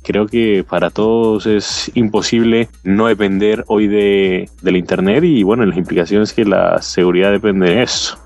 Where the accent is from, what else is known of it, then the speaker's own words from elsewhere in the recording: Colombia; now in Washington, United States; soy colombiano de origen. Actualmente me encuentro en, viviendo en Washington